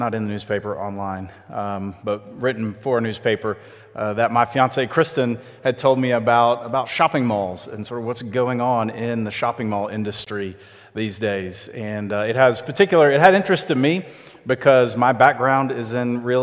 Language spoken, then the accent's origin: English; Austell, Georgia, United States; I grew up over in Austell, which is sort of a forgotten part of Cobb County between Marietta and Smyrna.